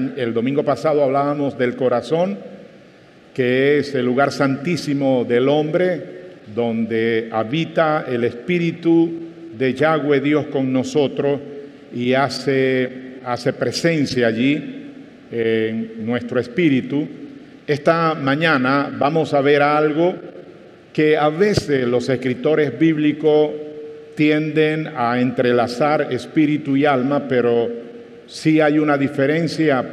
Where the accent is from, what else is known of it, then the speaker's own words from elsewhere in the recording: Panama; cuando justo se inauguraba el Ingenio La Victoria en mi provincia natal